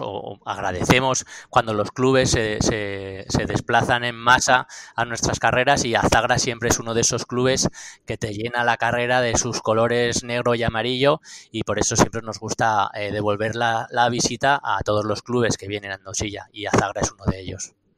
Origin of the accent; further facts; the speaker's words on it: Astigarraga, Basque Country, Spain; moved away as an adult; now in Andosilla, Spain; Yo soy de Astigarraga, eh, tengo 48 años, pero llevo más de 20 viviendo aquí en Andosilla